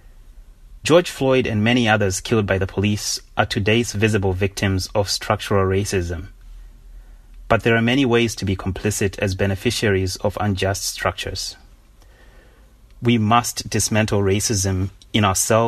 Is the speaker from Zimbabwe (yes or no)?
yes; Zimbabwe; moved away as an adult; also born or lived in Oxford; now in United States; When I began my journey from Zimbabwe to college in the U.S.